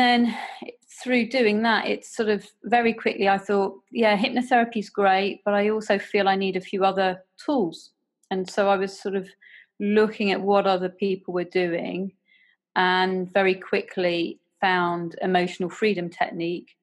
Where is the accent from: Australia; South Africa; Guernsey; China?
Guernsey; I come from Guernsey in the Channel Islands